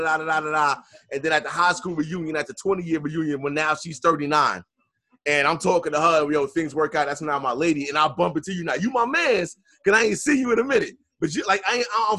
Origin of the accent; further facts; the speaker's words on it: New York City, New York, United States; I'm from Queens